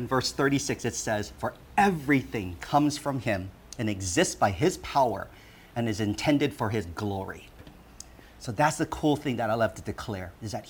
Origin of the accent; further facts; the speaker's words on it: Honolulu, Hawaii, United States; also born or lived in Hong Kong; we immigrated from Hong Kong to Hawaii. So I am a made in Hong Kong baby.